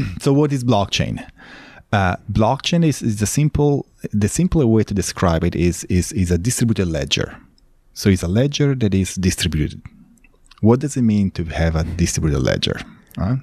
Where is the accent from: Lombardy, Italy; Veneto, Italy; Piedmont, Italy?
Lombardy, Italy; Milan; moved away as an adult; also born or lived in Los Angeles, United States / Texas, United States; now in Austin, United States; I was, uh, born and raised in Italy